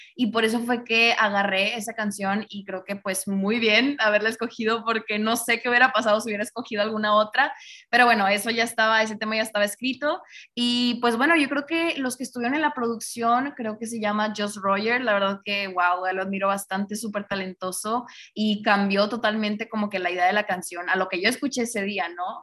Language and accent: Spanish; Monterrey, Nuevo León, Mexico; yo soy de acá de Monterrey